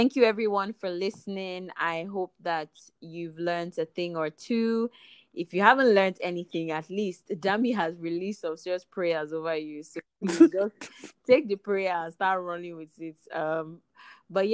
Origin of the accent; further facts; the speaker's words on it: Nigeria; accent: Nigerian; my Nigerian accent